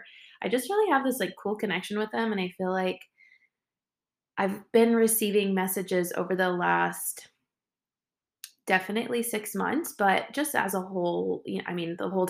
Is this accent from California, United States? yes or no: yes; Northern California, United States; I'm from Northern California